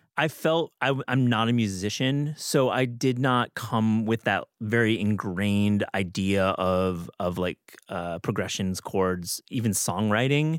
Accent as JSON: {"language": "English", "region": "Michigan", "country": "United States", "also_born_or_lived": "Wisconsin", "accent": "Midwestern", "moved": "yes", "said": "I'm from Michigan. I went to school in Wisconsin"}